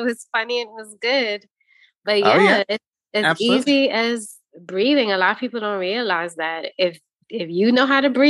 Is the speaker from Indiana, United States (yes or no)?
no; New York City, New York, United States; also born or lived in Chicago; now in Wisconsin, United States; I didn't. I'm actually a transplant. So if you're going way, way back, we're going back to New York City. And then I was in Chi-Town. What up, Chi-Town? I was Chicago.